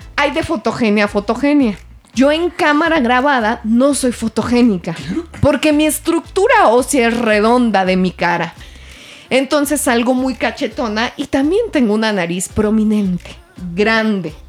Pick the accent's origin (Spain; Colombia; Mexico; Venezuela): Mexico; soy mexicana